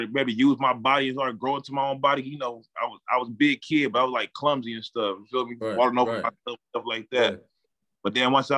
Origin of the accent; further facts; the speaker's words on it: Cleveland, Ohio, United States; growing up in Cleveland